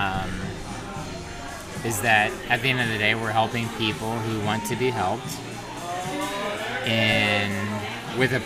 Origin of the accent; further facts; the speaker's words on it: Southern Illinois, United States; also born or lived in Nashville, Tennessee; now in Denver, United States; I'm from Southern Illinois, in case y'all didn't know. Now you know, because I said y'all